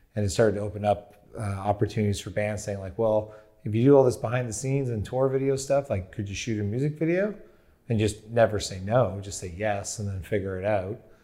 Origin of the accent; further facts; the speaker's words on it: Windsor, Ontario, Canada; I grew up in Windsor, Ontario, Canada